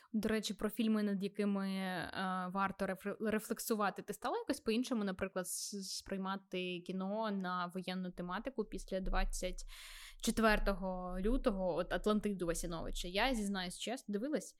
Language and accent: Ukrainian; Vinnytsia, Vinnytsia Oblast, Ukraine; фізично я не з Донбасу, я з Вінниці